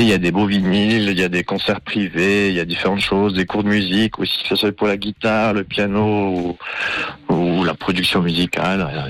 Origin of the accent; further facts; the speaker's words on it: Valais, Switzerland; je viens du, je viens du Valais. Ok. Côté de Ventone